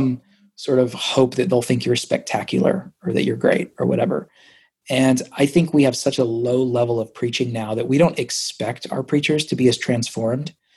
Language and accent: English; Nashville and Orlando, the South, United States; I also have like some comfortability here in the South because I grew up in Nashville and Orlando